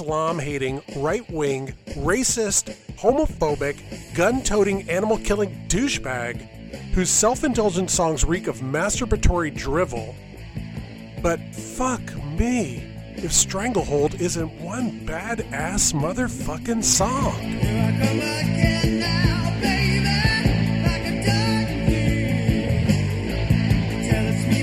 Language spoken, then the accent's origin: English; South Florida, United States; now in Nashville, United States; growing up in South Florida in the 70s